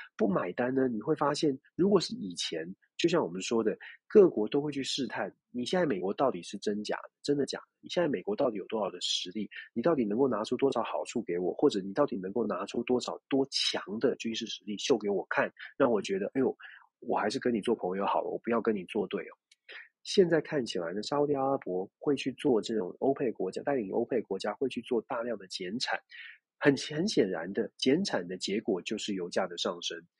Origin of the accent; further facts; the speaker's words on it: Taiwan; 我们关起门来，自己在台湾自己问自己了